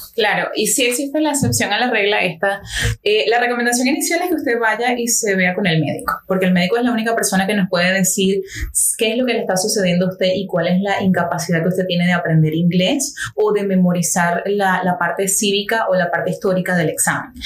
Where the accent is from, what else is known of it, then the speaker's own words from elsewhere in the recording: Maturín, Monagas, Venezuela; now in Miami, United States; yo soy de Venezuela, como mucha gente ya sabe y de repente sienten por el acento.